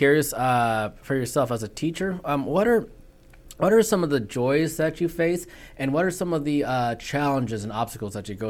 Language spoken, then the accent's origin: English; Bremerton, Washington, United States; I started here in August. I'm from Bremerton. I live in Bremerton. So I still feel like I'm relatively new here to the Chimacum community.